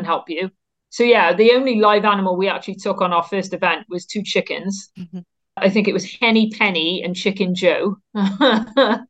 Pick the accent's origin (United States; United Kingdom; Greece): United Kingdom; Cardiff, Wales; I farm about 3 miles from the centre of Cardiff as the crow flies. I went to school right in the heart of Cardiff, so a very urban upbringing